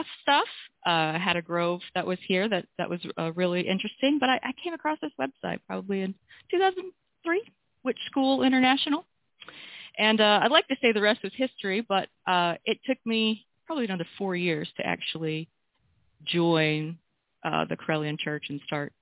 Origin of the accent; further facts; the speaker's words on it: North Alabama, United States; I am from North Alabama, and I am married, have two kids